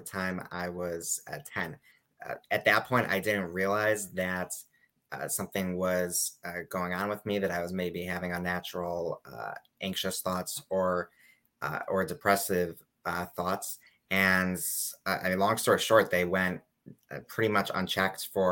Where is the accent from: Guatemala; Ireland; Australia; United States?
United States; Chicago, Illinois; moved away as an adult; now in New York, United States; I'm from Chicago initially. I came to New York about 9 years ago to study at Yeshiva University